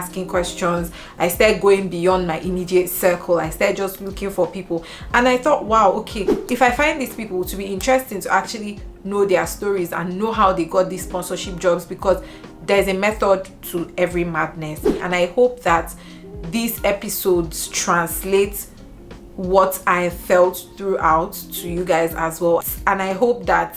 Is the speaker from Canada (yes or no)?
no; Nigeria; now in United Kingdom; as a Nigerian, as an African